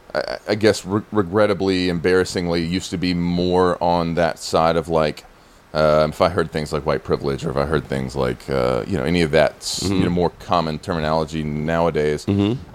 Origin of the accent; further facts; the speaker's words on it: Alabama, United States; moved away as an adult; now in New York, United States; I'm from Alabama